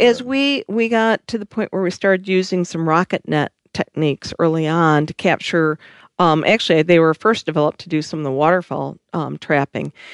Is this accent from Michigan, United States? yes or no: yes; Michigan, United States; I am from Michigan.